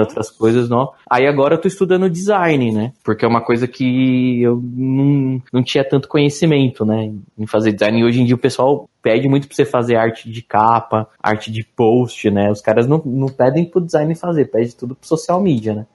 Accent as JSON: {"language": "Portuguese", "town": "São Bernardo do Campo", "region": "São Paulo", "country": "Brazil", "said": "Eu sou de São Bernardo, pra você ter ideia, aqui não tem trem"}